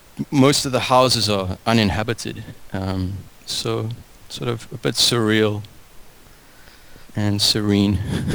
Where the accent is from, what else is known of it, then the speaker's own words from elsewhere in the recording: Cape Town, Western Cape, South Africa; Well, I grew up in Cape Town.